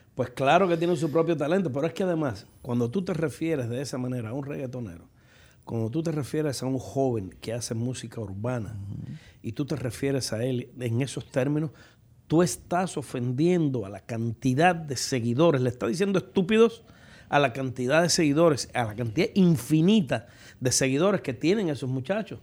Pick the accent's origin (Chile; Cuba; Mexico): Cuba; moved away as an adult; now in United States; si a mis años me hubiese llegado el la condena de haber tenido que permanecer en mi país, pues yo no sé qué hubiese sido de mis hijas